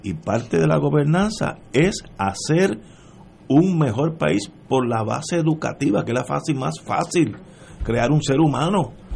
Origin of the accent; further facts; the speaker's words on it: Puerto Rico; como puertorriqueño